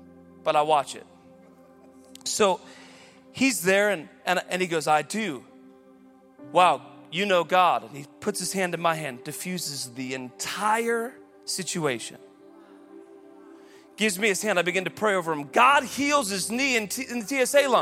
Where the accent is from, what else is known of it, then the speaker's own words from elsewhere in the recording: United States; I'm an American.